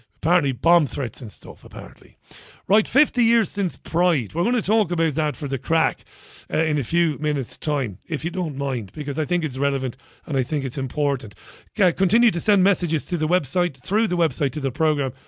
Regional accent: Ireland; I'm Irish.

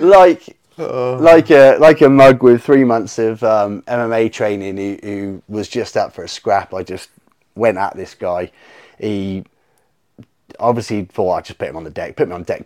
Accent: St Ives, South West England, United Kingdom; I'm from St. Ives

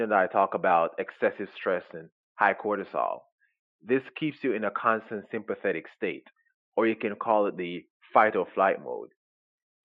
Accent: Jamaica; moved away; I was brought up in Jamaica

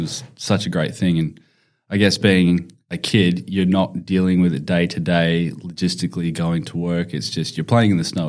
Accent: Perth, Western Australia, Australia; moved away as an adult; also born or lived in Winnipeg, Manitoba, Canada / London, United Kingdom; now in Melbourne, Australia; I was born in Canada and moved down to Perth in WA when I was 10. And lived there for about 10, 11 years.

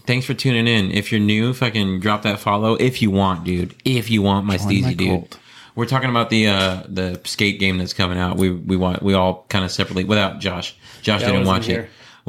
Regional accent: Florida, United States; moved away; I'm from Florida.

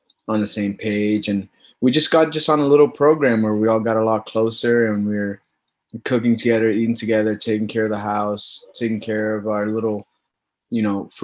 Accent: Lowell, Massachusetts, United States; also born or lived in Puerto Rico; I was born in Puerto Rico, but raised in Lowell, Mass

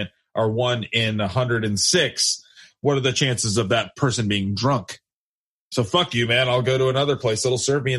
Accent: United States; I love that I'm an American

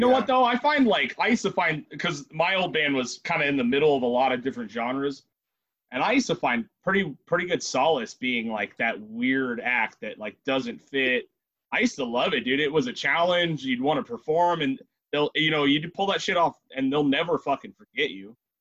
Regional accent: Ventura, California, United States; We're from Ventura and Oxnard

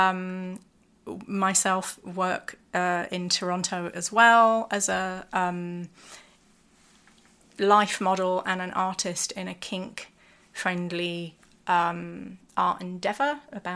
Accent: London, United Kingdom; London is my hometown

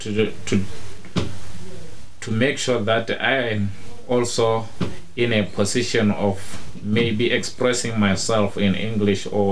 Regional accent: Okavango region, North-West District, Botswana; I grew up in the Okavango region a long time back. I was born here. I was born and raised here.

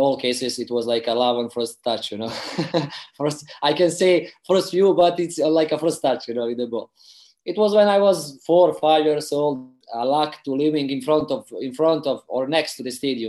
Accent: Tuzla, Federation of Bosnia and Herzegovina, Bosnia & Herzegovina; English is a second language; I played for the youth under 14, under 15 of my hometown team, Sloboda Tuzla.

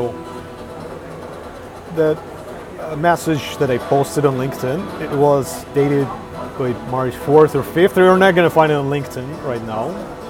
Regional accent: Moscow, Russia; now in Lithuania; I've returned to Russia, to Moscow, to my hometown, to make arrangements for selling an apartment and, you know, tying loose ends pretty much.

